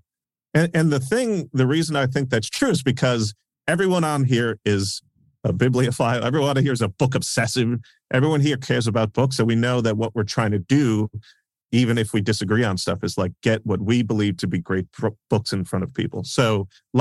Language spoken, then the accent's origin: English; New York City, New York, United States; growing up in New York